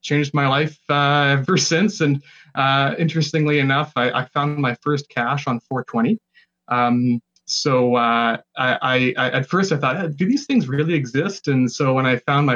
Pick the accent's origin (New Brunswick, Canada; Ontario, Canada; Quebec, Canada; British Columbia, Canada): British Columbia, Canada; Burnaby; also born or lived in Vancouver; I'm from Burnaby, British Columbia. I was born in Vancouver, and then I made the long move out to Burnaby